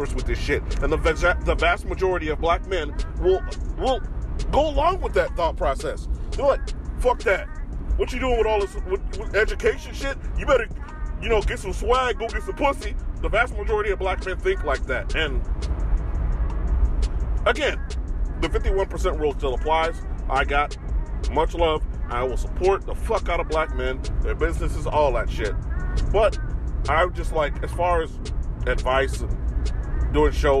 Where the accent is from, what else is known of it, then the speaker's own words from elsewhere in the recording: Chicago, Illinois, United States; moved away; walking around Chicago, which I'm my hometown